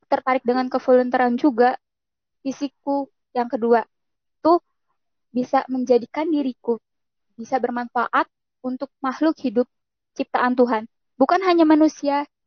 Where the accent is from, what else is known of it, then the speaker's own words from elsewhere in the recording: Jakarta, Indonesia; aku di sana kan aku dari Jakarta asalnya. Ketika aku tiba di da suatu daerah merasakan banget perbedaannya sih sama di kota sama di sana.